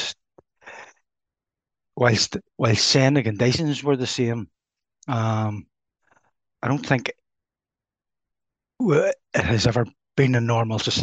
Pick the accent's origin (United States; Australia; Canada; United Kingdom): United Kingdom; Belfast, Northern Ireland; I grew up in Lower Shankill